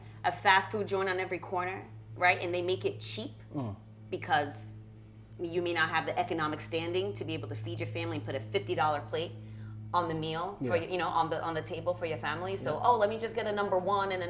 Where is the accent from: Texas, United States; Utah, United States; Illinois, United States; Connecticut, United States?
Connecticut, United States; Stamford; English is a second language; also born or lived in Berlin, Germany; I grew up in Stanford when we immigrated here